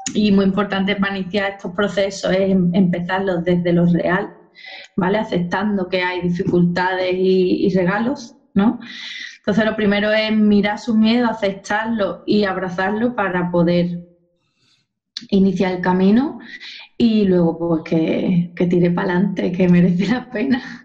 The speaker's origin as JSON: {"language": "Spanish", "town": "Cádiz", "region": "Andalusia", "country": "Spain", "also_born_or_lived": "Seville", "said": "yo soy de Cádiz"}